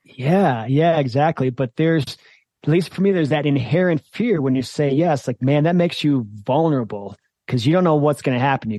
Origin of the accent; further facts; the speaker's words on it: Michigan, United States; I grew up in Michigan